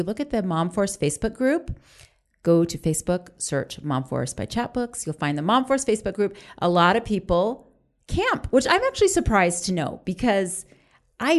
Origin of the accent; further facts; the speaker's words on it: Orlando, Florida, United States; We grew up in Orlando